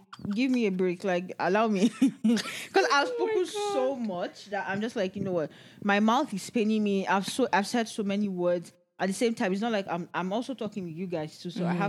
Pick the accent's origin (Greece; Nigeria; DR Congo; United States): Nigeria; moved away as an adult; now in Canada